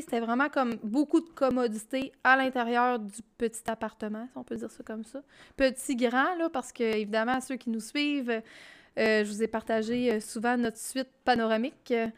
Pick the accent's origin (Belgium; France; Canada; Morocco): Canada; Quebec; quand on est Québécois